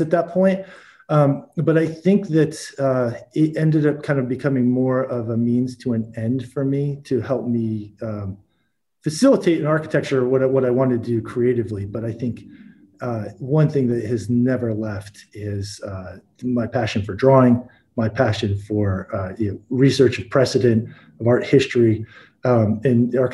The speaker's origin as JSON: {"language": "English", "town": "Buffalo", "region": "New York", "country": "United States", "tie": "born or raised there", "also_born_or_lived": "Syracuse, New York", "said": "When I moved school districts from Syracuse, New York to Buffalo, New York"}